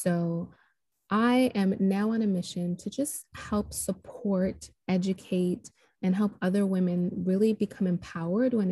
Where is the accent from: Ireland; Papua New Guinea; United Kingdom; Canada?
Canada; Toronto, Ontario; moved away as an adult; now in Nashville, United States; So I am originally from Toronto, Canada, but I'm living just outside of Nashville, Tennessee. So I relocated here about 13 years ago now